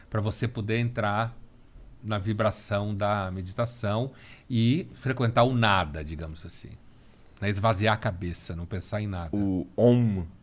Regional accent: Recife, Pernambuco, Brazil; born there; also born or lived in Bahia; eu nasci no Recife, morei na Bahia, eu conheço

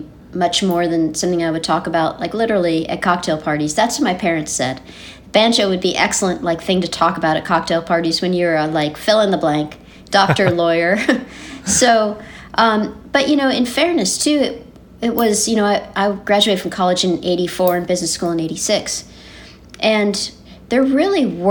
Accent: Southern California, United States; I grew up in Southern California, you know, playing bluegrass in the mid-70s, late-70s

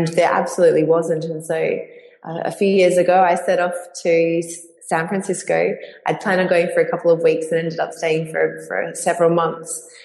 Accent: Perth, Western Australia, Australia; I made scarves and sold them to women's boutiques around my hometown in Perth

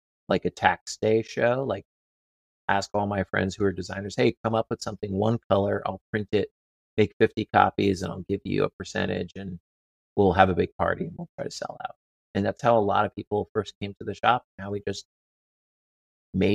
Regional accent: the New Jersey shore, United States; moved away as an adult; also born or lived in Baltimore; now in San Francisco, United States; I'm originally from the New Jersey shore

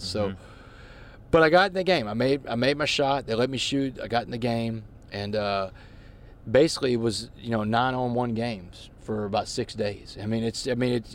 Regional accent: Port Arthur, Texas, United States; moved away as an adult; also born or lived in Washington, D.C.; I grew up in Port Arthur, man. I grew up playing street basketball on the west side

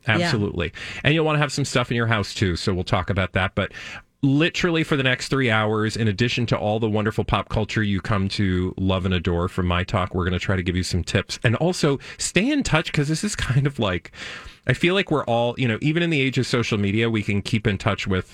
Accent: Minnesota, United States; as a Minnesotan

